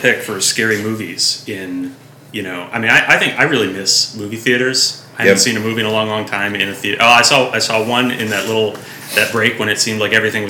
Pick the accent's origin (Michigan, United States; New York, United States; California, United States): Michigan, United States; now in Portland, United States; So, okay, I grew up in Michigan.